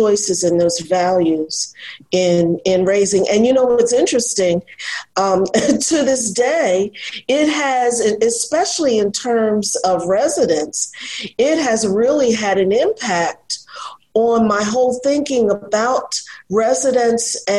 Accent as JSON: {"language": "English", "town": "Philadelphia", "region": "Pennsylvania", "country": "United States", "tie": "born or raised there", "said": "I was born and raised in Philadelphia"}